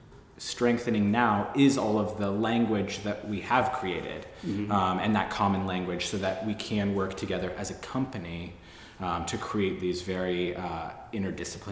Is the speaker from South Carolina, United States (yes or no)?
no; Seattle, Washington, United States; also born or lived in London; now in New York, United States; I'm from Seattle